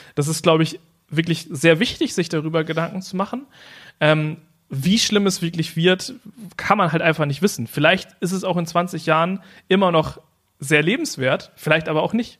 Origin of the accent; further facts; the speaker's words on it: the German coast, Germany; meine Family, die kommt von der Küste. So, und äh, da, also zum Beispiel mein, mein Elternhaus ist äh, 0,5 Meter über Meeresspiegel